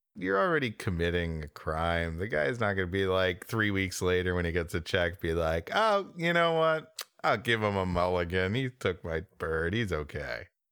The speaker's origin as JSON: {"language": "English", "country": "United States", "said": "I'm an American."}